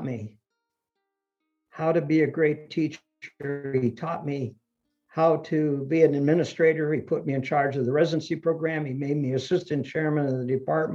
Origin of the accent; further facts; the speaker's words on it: Ohio, United States; English is a second language; They came to Ohio, where my grandfather had a job lined up in the steel factory. They bought a little farm, and that's where I grew up with my grandparents. And I didn't speak English till I went to school